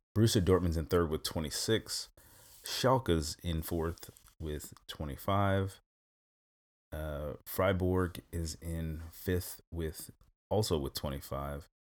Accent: New York, United States; now in Stuttgart, Germany; I'm originally from New York, so I, you know, grown up dealing with snow

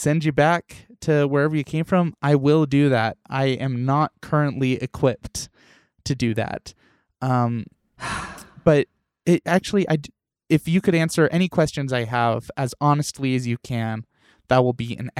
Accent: San Francisco, California, United States; Okay. Yeah, I'm from San Francisco.

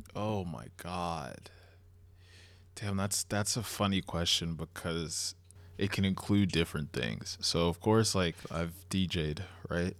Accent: Long Island, New York, United States; I'm from Long Island

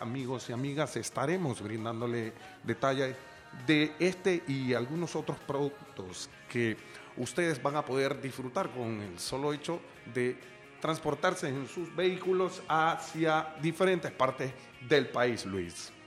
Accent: Panama; como panameño tenemos la obligación

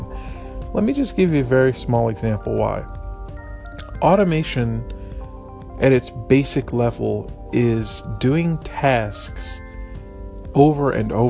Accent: East Texas, United States; we're from East Texas

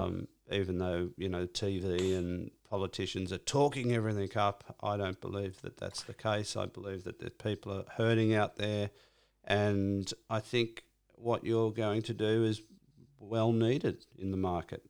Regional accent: Cronulla, New South Wales, Australia; I'm from Cronulla.

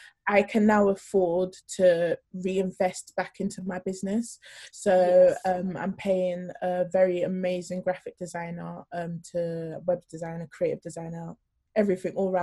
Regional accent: London, United Kingdom; also born or lived in Norway; I grew up in South London

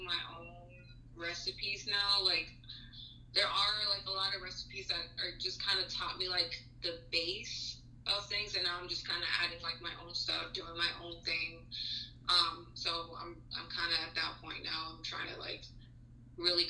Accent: Texas, United States; moved away as an adult; also born or lived in San Luis Potosí, Mexico; now in Georgia, United States; growing up in the US, because I lived in Texas for half of my life before I moved to Georgia

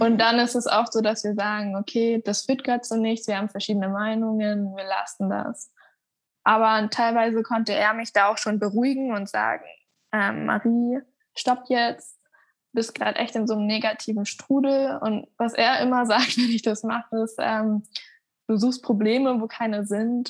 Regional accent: Hamburg, Germany; now in Munich, Germany; Also ich bin in Hamburg aufgewachsen

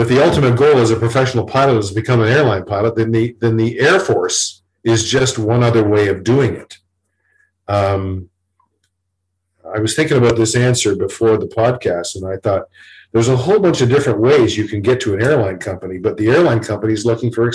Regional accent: Toronto, Ontario, Canada; I grew up in Toronto. My home was in Toronto.

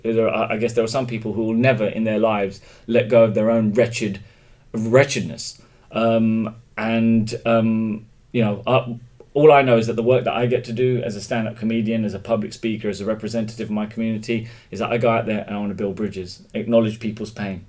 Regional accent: London, United Kingdom; also born or lived in Mombasa, Kenya / Moorestown, New Jersey, United States; then I was brought back to London. And I wasn't actually officially documented as a British citizen until I was 12 years old. That's when I was naturalised. But I grew up in England.

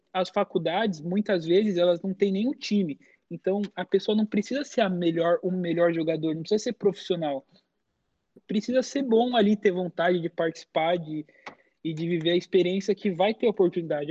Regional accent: São Paulo, Brazil; moved away as an adult; now in United States; eu e meu pai saímos de São Paulo, porque nossa família é italiana

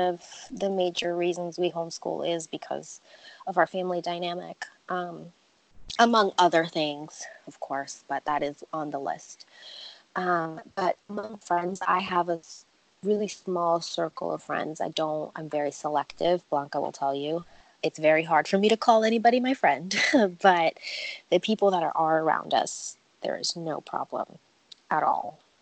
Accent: New York, United States; moved away as an adult; also born or lived in Virginia; now in Wilmington, United States; I grew up in New York, and it's it's tough

